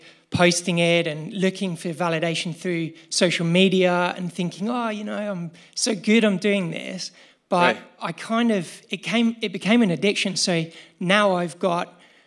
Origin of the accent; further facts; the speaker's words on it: England, United Kingdom; now in Australia; I'm originally from England, but I live now in Australia